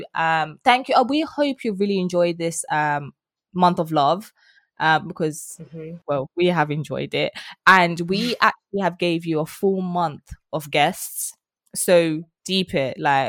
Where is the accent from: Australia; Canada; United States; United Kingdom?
United Kingdom; East of England; It's so weird how I grew up in Essex, right? And she sounds like this and I don't sound like that.